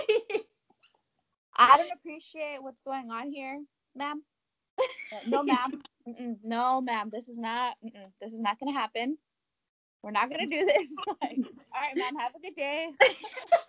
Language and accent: English; Texas, United States; moved away; also born or lived in California; I grew up in Texas, but I also grew up in Cali